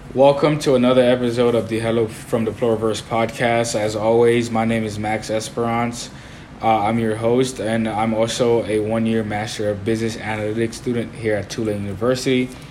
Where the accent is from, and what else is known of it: Haiti; born or raised there; now in New Orleans, United States